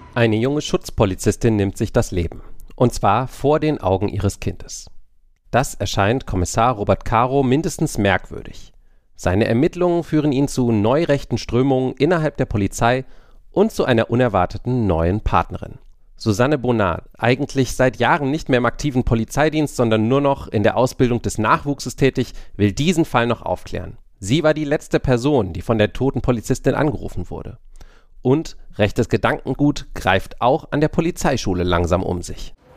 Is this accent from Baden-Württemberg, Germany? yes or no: no; Berlin, Germany; mir ist als Berliner aufgefallen